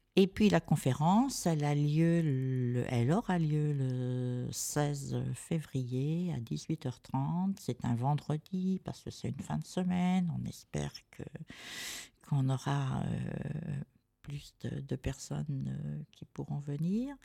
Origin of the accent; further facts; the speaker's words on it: France; also born or lived in San Marino; je suis né en France quand même, mais j'ai été vraiment élevé avec la transmission de l'amour du pays quitté